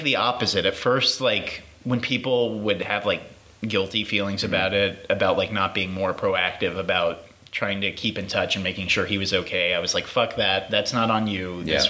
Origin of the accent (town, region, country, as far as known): Houston, Texas, United States